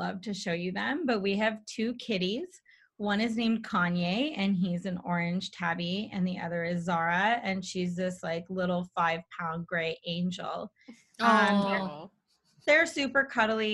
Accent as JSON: {"language": "English", "town": "Edmonton", "region": "Alberta", "country": "Canada", "tie": "born or raised there", "said": "I grew up in Edmonton, Alberta"}